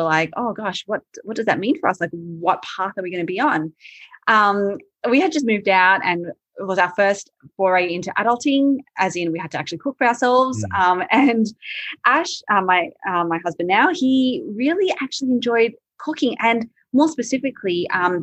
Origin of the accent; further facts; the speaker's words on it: Sydney, New South Wales, Australia; also born or lived in Malaysia; I grew up in Sydney